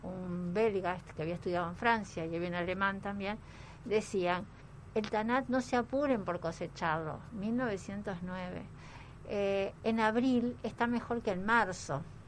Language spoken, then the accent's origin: Spanish; Uruguay; nos va a gustar mucho como uruguayos